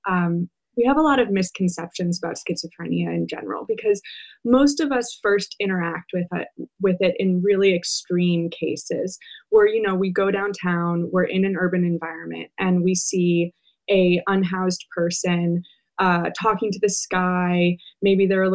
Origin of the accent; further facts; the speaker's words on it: Mequon, Wisconsin, United States; I grew up in Wisconsin, not that far away from where this crime took place